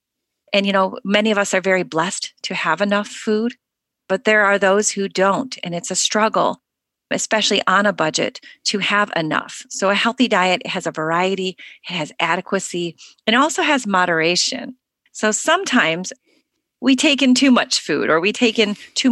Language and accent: English; United States; Growing up in the United States